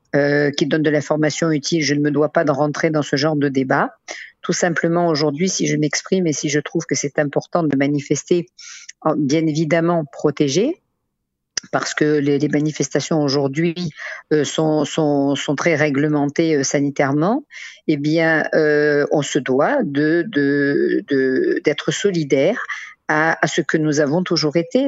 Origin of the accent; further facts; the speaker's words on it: France; now in Israel; on a grandi en France, on a importé avec nous cette, ce, ce respect de l'autre